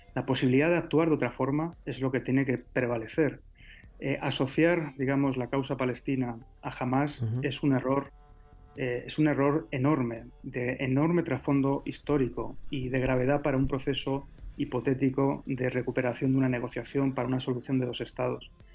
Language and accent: Spanish; Spain; yo como español, ya sabes que soy hijo de latinoamericanos, pero de origen español